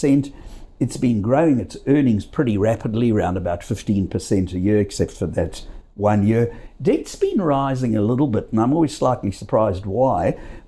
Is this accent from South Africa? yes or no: yes; South Africa; now in Australia; I grew up in South